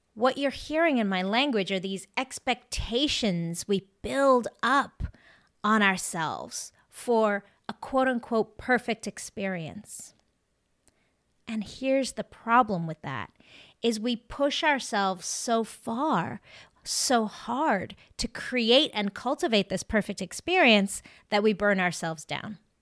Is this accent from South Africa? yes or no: yes; South Africa; now in Maine, United States; I actually grew up in South Africa